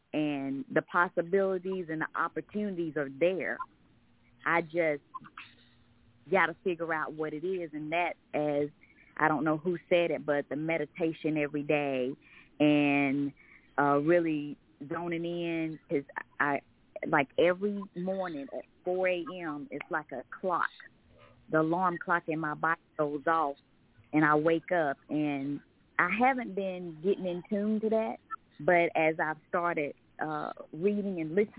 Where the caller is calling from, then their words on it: Covington, Georgia, United States; I'm calling from Covington, Georgia.